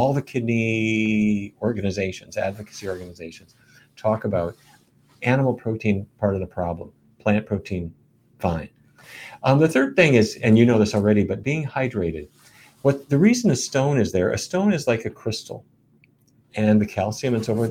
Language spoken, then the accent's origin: English; Fargo, North Dakota, United States; When I was a kid, growing up in Fargo